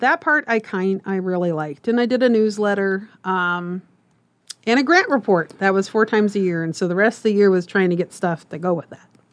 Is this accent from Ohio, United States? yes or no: no; Omaha, Nebraska, United States; I am Omaha, born and raised, uh, lived here all my life